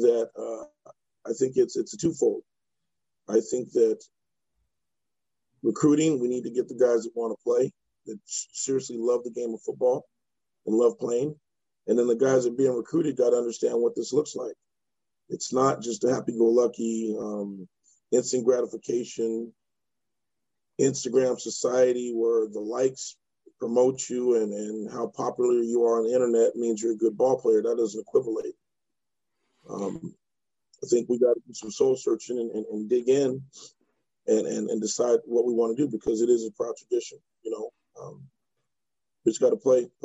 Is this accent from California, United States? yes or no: yes; Riverside, California, United States; Born and raised in Riverside, California